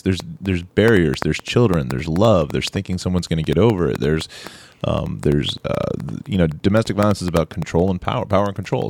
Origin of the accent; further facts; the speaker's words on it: Orange County, California, United States; I'm from Orange County, California